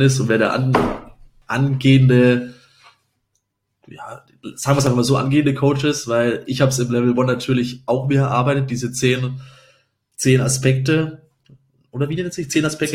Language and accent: German; Upper Franconia, Bavaria, Germany; now in Munich, Germany; in meiner Heimat, nicht in München ist, sondern ich komme aus der Region Oberfranken